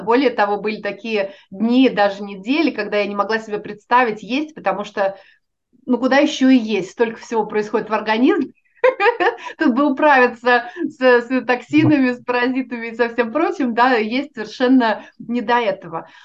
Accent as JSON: {"language": "Russian", "country": "Russia", "moved": "as an adult", "lives_now": "United States", "said": "я уехала из России"}